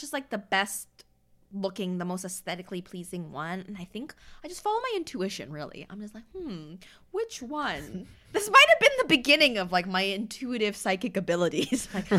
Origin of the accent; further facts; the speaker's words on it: Windsor, Ontario, Canada; also born or lived in Saskatchewan, Canada / Washington, United States; Mm-hmm, and I just remember when I was 6, we had just moved to Windsor. So actually, here, I was born in Saskatchewan, okay?